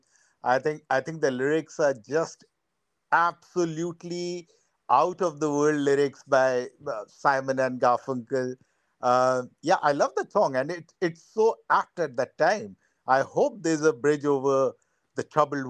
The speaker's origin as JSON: {"language": "English", "country": "India", "tie": "born or raised there", "said": "I was born in and brought up in the interiors of India in places where there were coal mines"}